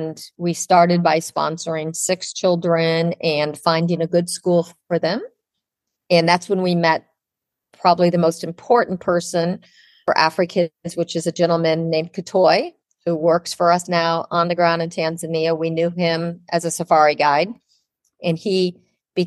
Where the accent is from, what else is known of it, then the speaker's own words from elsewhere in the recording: Ohio, United States; now in Miami, United States; I grew up in Ohio, and we had horses